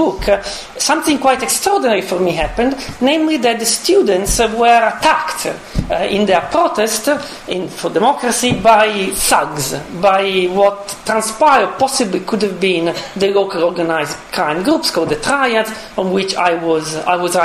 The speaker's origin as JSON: {"language": "English", "country": "Italy", "moved": "yes", "said": "I come from Italy"}